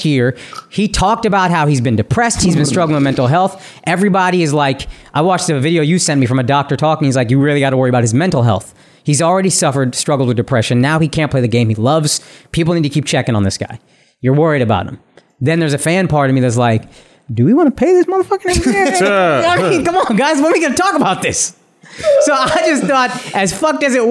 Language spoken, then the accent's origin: English; Dallas, Texas, United States; now in New York, United States; I'm born and raised in Dallas